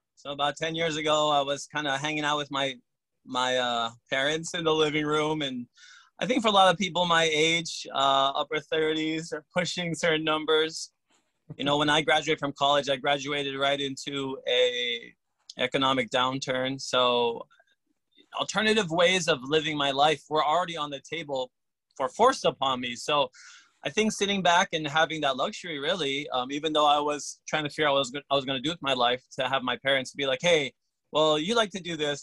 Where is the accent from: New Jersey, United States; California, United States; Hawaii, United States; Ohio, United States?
Hawaii, United States; I'm Hawaiian, I'm, I'm local. I went to Kamehameha, I played sports